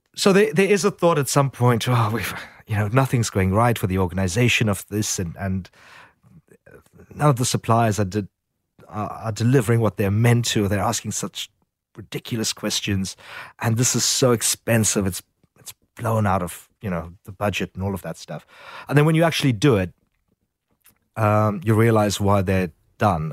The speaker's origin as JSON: {"language": "English", "country": "South Africa", "tie": "born or raised there", "moved": "yes", "lives_now": "Sydney, Australia", "said": "growing up in South Africa"}